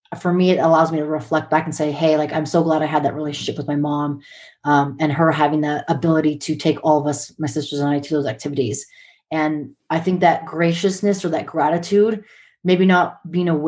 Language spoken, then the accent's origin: English; Montana, United States; also born or lived in San Diego, California / Hawaii; growing up in Montana, my sisters